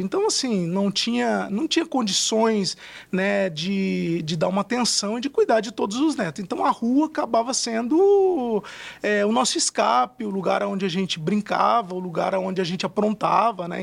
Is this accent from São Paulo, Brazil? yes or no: yes; Fernandópolis, São Paulo, Brazil; eu sou do interior de São Paulo, de uma cidade chamada Fernandópolis